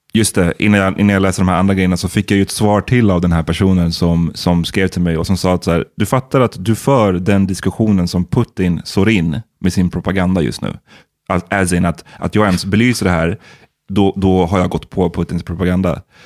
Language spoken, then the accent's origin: Swedish; Sweden